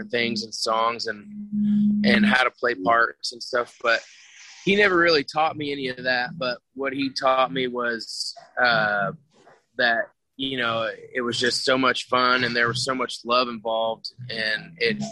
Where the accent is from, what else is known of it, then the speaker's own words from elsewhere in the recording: San Antonio, Texas, United States; moved away as an adult; now in North Texas, United States; I grew up in San Antonio